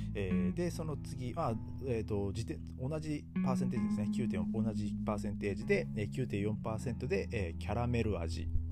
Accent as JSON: {"language": "Japanese", "country": "Japan", "tie": "born or raised there", "moved": "as an adult", "lives_now": "Germany", "said": "僕の地元"}